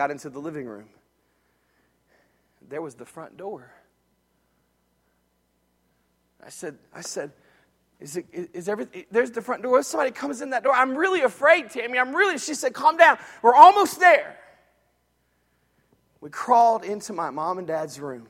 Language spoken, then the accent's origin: English; Jacksonville, Florida, United States; When I was a little boy, I grew up in Jacksonville, Florida